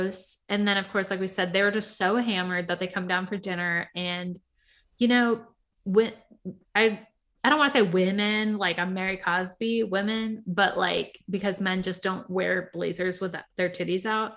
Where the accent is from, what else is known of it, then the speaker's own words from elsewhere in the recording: Puerto Rico; I'm from Puerto Rico